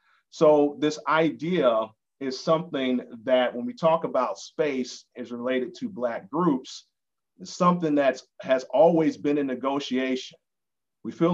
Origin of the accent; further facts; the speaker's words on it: Atlanta, Georgia, United States; growing up in Atlanta as a Black man